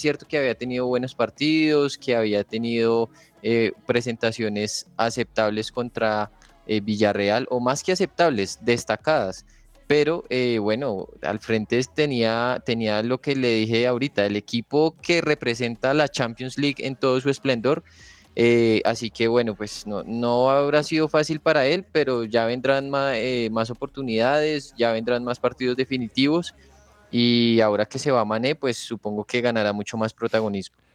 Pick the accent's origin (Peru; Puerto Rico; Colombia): Colombia; uno como colombiano